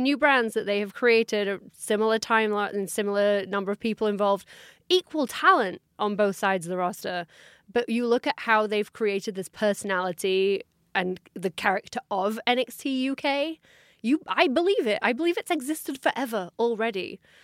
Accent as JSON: {"language": "English", "country": "United Kingdom", "said": "as a British fan"}